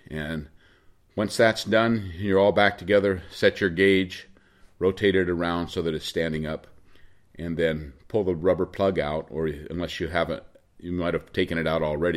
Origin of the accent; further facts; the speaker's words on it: Oregon, United States; I'm from Oregon